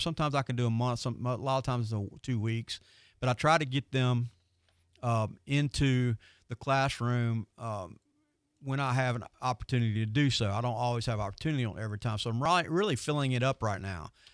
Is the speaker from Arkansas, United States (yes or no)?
no; Pensacola, Florida, United States; I am from Pensacola